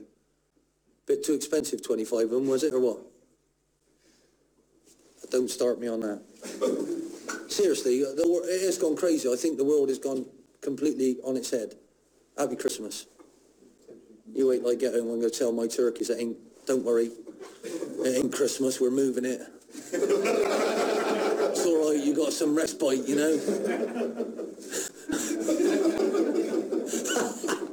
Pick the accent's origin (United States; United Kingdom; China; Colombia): United Kingdom; England; I come from England.